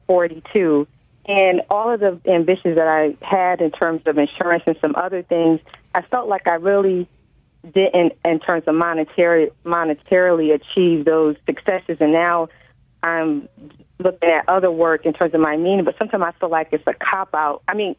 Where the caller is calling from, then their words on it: New Haven, Connecticut, United States; I'm calling from New Haven, Connecticut.